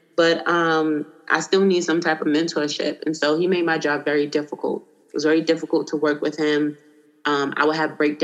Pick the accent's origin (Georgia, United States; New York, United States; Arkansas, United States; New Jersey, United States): New York, United States; New York City; also born or lived in Washington, D.C. / Seattle / California; now in Virginia Beach, United States; I was born and raised in Brooklyn, New York